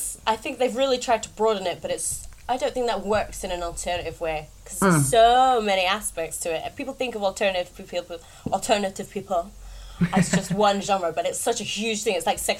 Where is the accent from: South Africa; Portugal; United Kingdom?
United Kingdom; Reading, South East England; Reading is my hometown. Oh, is it? Yeah, I grew up there.